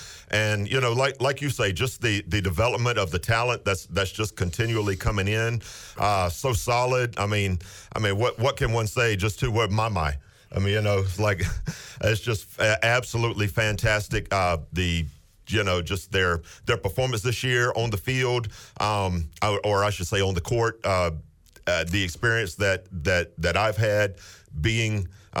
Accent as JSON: {"language": "English", "region": "the South", "country": "United States", "tie": "born or raised there", "said": "You know, growing up in the South, I was always a Braves fan."}